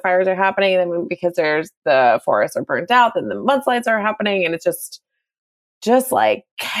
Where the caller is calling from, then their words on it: California, United States; I'm calling from California